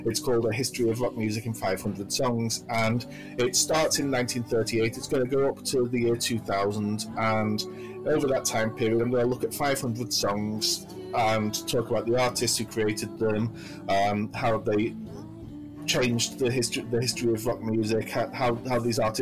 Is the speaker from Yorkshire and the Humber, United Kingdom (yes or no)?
no; between Liverpool and Manchester, North West England, United Kingdom; accent: generic northern accent; I'm British. I live in Manchester, which is in the northwest of England. But my accent is actually—it's a sort of generic northern accent. My parents are from Liverpool, and there's a lot of Liverpool in my accent